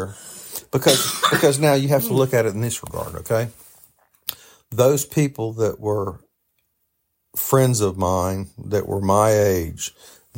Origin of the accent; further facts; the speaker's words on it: the South, United States; being from the South